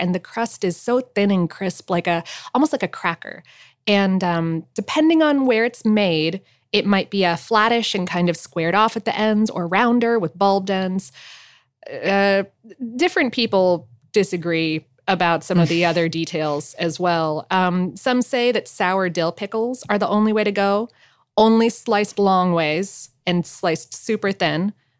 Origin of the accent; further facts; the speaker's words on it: Fort Lauderdale, Florida, United States; Some folks don't include the salami, and that is, in fact, the way that I had it growing up in Fort Lauderdale.